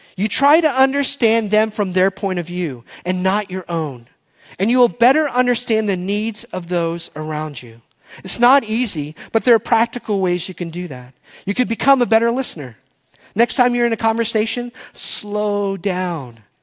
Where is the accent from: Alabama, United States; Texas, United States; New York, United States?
Texas, United States; I was born and raised in Texas. My first words were y'all and barbecue